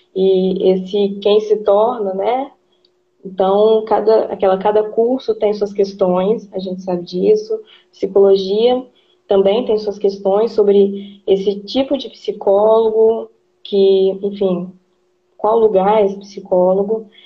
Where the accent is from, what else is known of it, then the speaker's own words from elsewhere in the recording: Brazil; enquanto brasileiro